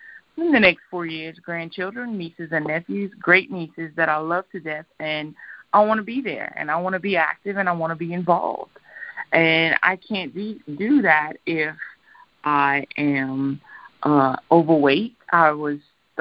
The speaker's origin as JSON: {"language": "English", "region": "Louisiana", "country": "United States", "said": "I'm from Louisiana. I love my alcohol. I love my Cajun food."}